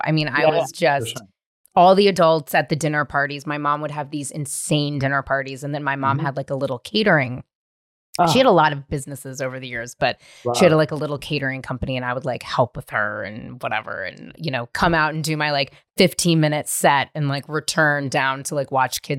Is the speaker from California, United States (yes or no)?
yes; Marin, California, United States; growing up in Marin